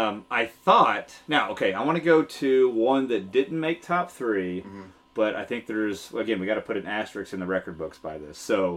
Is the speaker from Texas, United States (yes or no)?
yes; Texas, United States; moved away; And you know I'm a Texas fan, being from Texas.